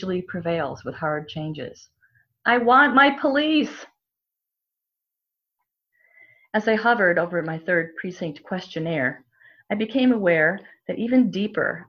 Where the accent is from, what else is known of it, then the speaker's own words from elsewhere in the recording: Chicago, Illinois, United States; moved away; As an Irish American whose grandfather, 3 uncles, and 3 cousins were policemen in Chicago, where I'm from